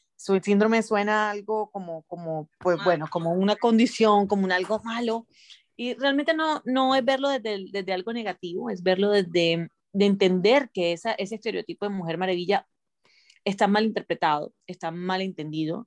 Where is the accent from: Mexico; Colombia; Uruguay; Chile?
Colombia; moved away as an adult; also born or lived in Miami, United States; now in United States; yendo y viniendo desde Colombia a Miami